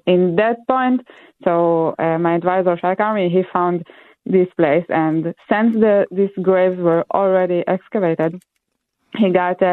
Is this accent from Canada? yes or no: no; Israel; moved away; I'm from Israel originally